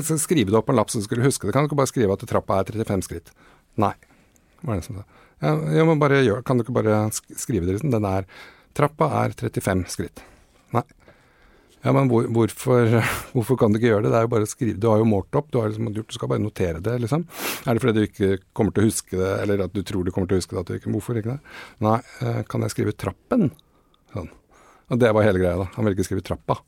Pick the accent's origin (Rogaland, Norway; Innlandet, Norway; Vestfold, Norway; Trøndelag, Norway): Vestfold, Norway; Åsgårdstrand; Nå kom vi fra Åsgårdstranda, så vi trengte jo bare løpe ned til stranda